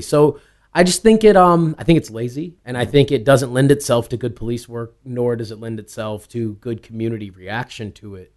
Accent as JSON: {"language": "English", "region": "East Coast", "country": "United States", "tie": "born or raised there", "also_born_or_lived": "New York", "said": "I was born on the West Coast. I grew up on the East Coast"}